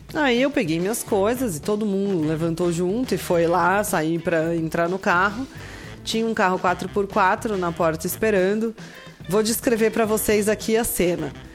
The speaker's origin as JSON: {"language": "Portuguese", "country": "Brazil", "said": "a gente é brasileiro"}